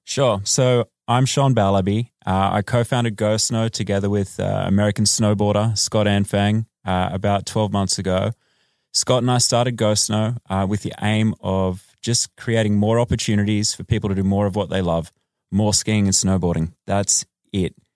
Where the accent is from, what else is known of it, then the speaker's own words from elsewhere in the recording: Australia; moved away as an adult; now in Los Angeles, United States; I am Australian